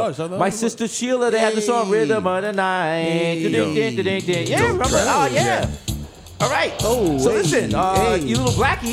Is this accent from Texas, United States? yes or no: no; New York City, New York, United States; I was from the Bronx